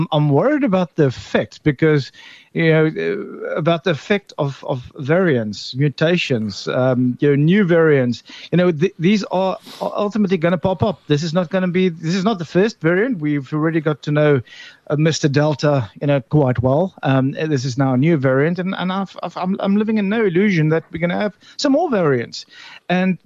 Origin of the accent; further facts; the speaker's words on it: South Africa; as a South African